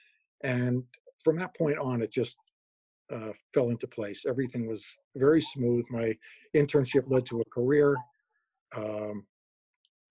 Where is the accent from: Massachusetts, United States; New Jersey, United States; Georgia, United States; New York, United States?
New York, United States; moved away; New York, which is my hometown